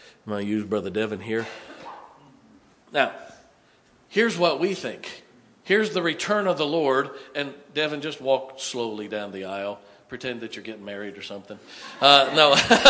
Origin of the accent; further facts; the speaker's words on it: Canton, Ohio, United States; I grew up in Canton, Ohio